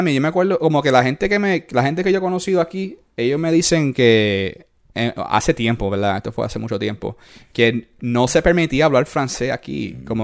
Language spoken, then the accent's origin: Spanish; Puerto Rico; moved away; yo soy hombre, un hombre puertorriqueño, hombre latino, yeah. hispanoamericano.